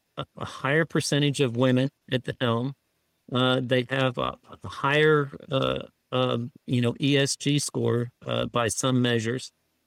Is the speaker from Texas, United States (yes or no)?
yes; Houston, Texas, United States; I was raised in Houston, which was the hometown of Enron.